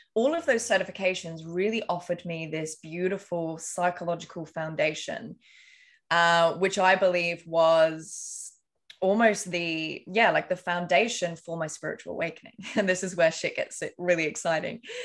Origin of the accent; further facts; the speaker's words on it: England, United Kingdom; I grew up in England.